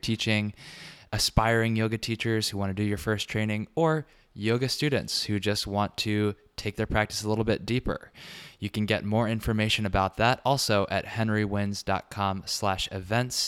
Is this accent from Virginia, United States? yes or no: yes; Richmond, Virginia, United States; now in New York, United States; Richmond, Virginia, my hometown